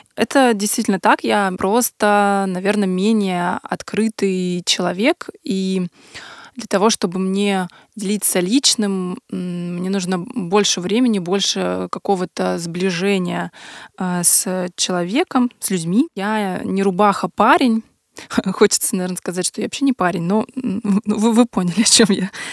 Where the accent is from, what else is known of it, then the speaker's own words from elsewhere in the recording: Yaroslavl, Yaroslavl Oblast, Russia; мы обе из Ярославля